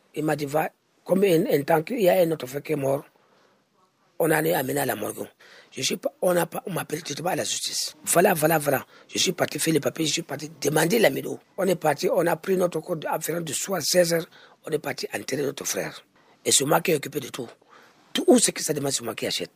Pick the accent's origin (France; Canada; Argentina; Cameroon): Cameroon; On est des Camerounais, on est des Camerounais